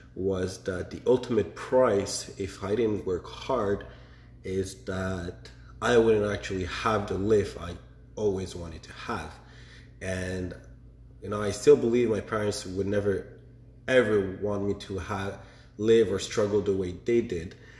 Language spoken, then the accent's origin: English; Montreal, Quebec, Canada; born and raised in Montreal